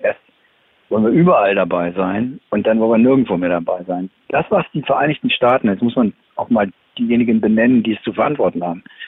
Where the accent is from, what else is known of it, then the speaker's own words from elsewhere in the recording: Germany; als Deutsche